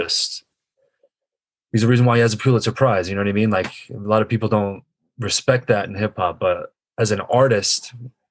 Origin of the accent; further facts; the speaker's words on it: New York, United States; also born or lived in Long Island, New York; I grew up in Canarsie, New York, before I moved to Long Island